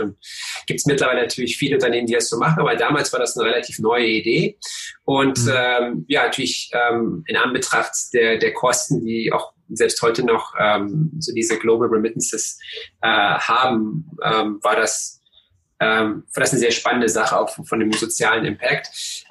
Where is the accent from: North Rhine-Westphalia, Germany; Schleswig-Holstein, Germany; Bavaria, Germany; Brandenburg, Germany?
Brandenburg, Germany; Cottbus; ich bin in Cottbus aufgewachsen